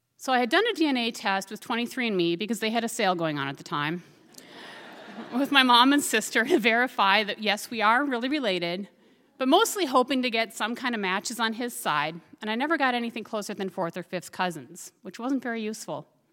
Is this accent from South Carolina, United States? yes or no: no; Minnesota, United States; moved away as an adult; also born or lived in Fairbanks, Alaska; Growing up in Minnesota, we'd go out egg and hunting on walks.